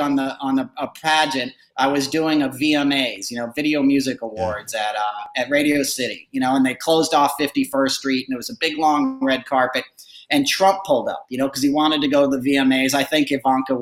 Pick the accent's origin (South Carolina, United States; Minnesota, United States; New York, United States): New York, United States; I grew up in New York in the 80s